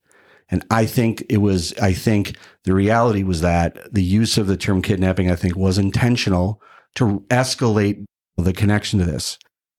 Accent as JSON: {"language": "English", "region": "Minnesota", "country": "United States", "said": "As a parent, as a Minnesotan, I have a number of concerns about the legislation"}